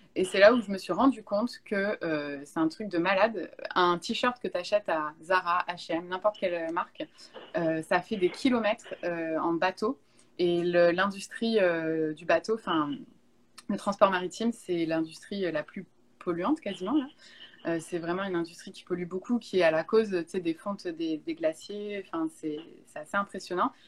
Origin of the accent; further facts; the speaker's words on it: Bordeaux, Nouvelle-Aquitaine, France; moved away as an adult; now in Montreal, Canada; en France, je viens de Bordeaux